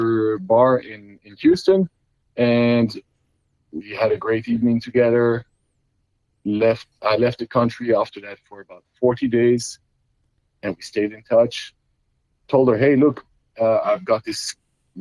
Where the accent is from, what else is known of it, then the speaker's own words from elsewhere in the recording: Belgium; moved away as an adult; now in United States; I was born and raised in Belgium, Europe